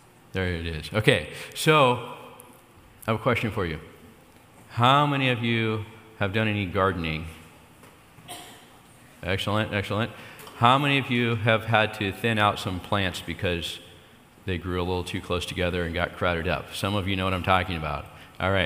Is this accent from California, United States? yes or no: yes; State of Jefferson, California, United States; That's where I'm from.